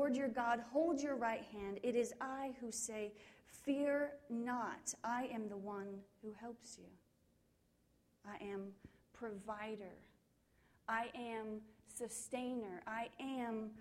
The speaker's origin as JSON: {"language": "English", "region": "Kansas", "country": "United States", "tie": "born or raised there", "said": "I grew up in Kansas"}